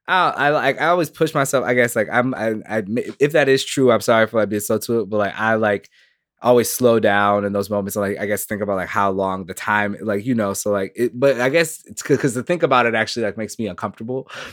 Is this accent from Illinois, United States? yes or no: no; Minneapolis, Minnesota, United States; I'm very much born here.